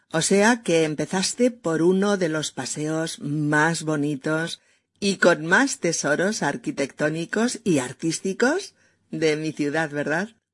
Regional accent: Spain; sus experiencias en mi país

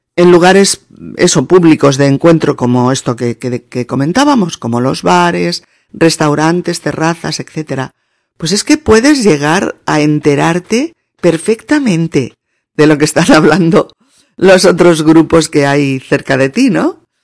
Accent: Spain; los españoles hablemos muy alto

